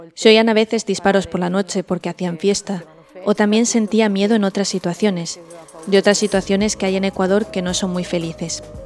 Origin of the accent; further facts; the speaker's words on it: Lumezzane, Lombardy, Italy; soy de Lumezzani